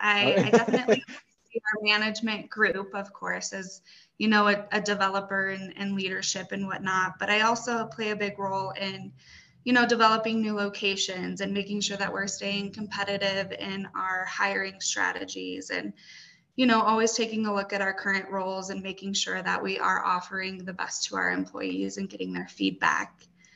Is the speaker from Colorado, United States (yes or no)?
yes; Morrison, Colorado, United States; Yeah, so, I came from Morrison, Colorado in 2013.